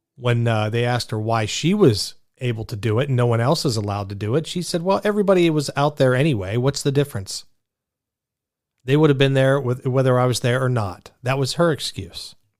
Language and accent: English; Pittsburgh, Pennsylvania, United States; accent: Pittsburgh; I'm a Pittsburgh guy. And I could throw out my Pittsburgh accent